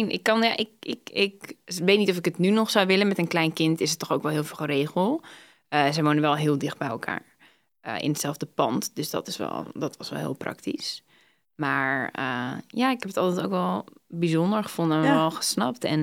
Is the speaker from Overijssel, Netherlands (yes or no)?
no; Groningen, Netherlands; born there; Ik ben geboren in Groningen en sowieso het eerste jaar, geloof ik, eerste half jaar woonden ze in andere steden zelfs.